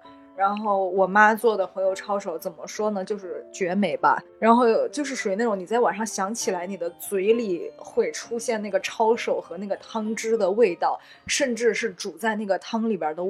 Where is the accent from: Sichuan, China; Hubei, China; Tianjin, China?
Sichuan, China; now in Beijing, China; 就作为一个四川人啊